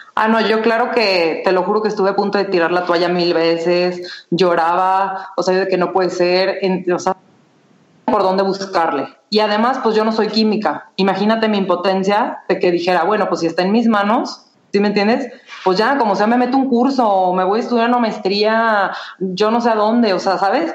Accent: Guadalajara, Jalisco, Mexico; soy de Guadalajara, estudié mercadotecnia en el ITESO

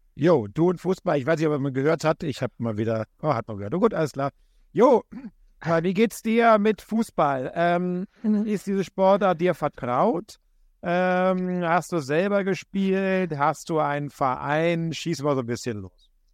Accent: Berlin, Germany; ich bin ja Berliner

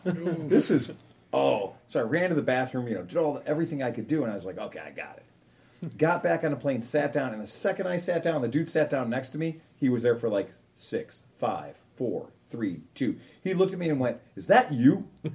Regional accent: Butler, Ohio, United States; now in Mansfield, United States; I was born and raised in Butler, and now live about 25 minutes north on the east side of Mansfield. My parents still live just outside of Butler, and I come down to visit about once a week.

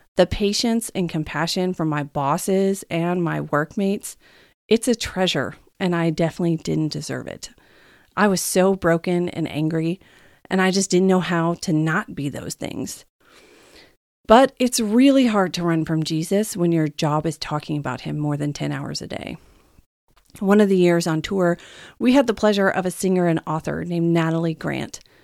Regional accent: the Bible Belt, United States; moved away as an adult; now in California, United States; I was raised in the Bible Belt of America, and I never really understood what that meant until I actually left it and moved to California a few years ago

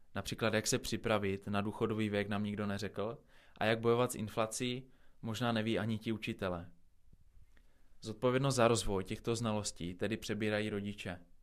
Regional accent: Czechia; jsme na tom jako Češi

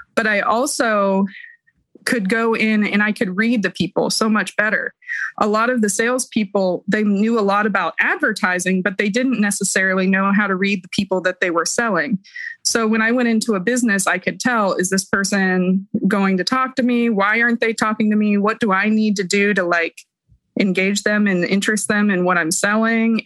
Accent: Columbus, Ohio, United States; now in Pikeville, United States; I'm from Columbus, Ohio. I currently live in Pikeville, Kentucky.

